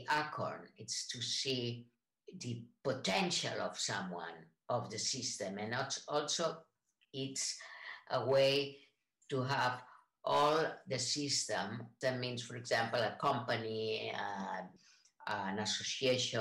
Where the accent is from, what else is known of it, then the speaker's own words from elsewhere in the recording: Spain; English is a second language; moved away as an adult; also born or lived in San Francisco, United States / Boston, United States / Israel / Barcelona, Spain; I am from Spain, lived in the United States, and I studied in San Francisco in the California College of Arts and Crafts